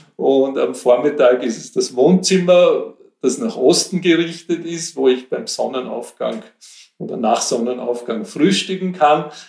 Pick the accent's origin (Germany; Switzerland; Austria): Austria; Kaltenleutgeben, Lower Austria; also born or lived in Vienna; now in Pressbaum, Austria; ich bin in Kaltenleutgeben im Wienerwald aufgewachsen, in einer Wienerwald-Villa